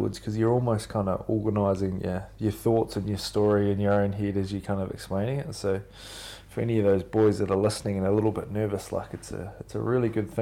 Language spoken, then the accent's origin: English; Oamaru, Otago, New Zealand; growing up in New Zealand